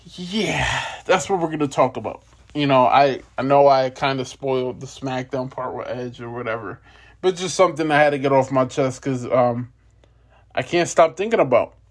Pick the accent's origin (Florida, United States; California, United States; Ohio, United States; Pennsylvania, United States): Ohio, United States; I'm from Ohio, but it's like two two and a half hours away from here